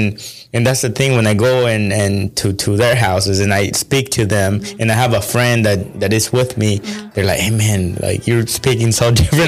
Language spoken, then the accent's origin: English; El Salvador; accent: Mexican; Like I'm always saying, you know, I'm from El Salvador. Yeah. Porque yo tengo el acento, I have the accent of a Mexican, because people have told me before.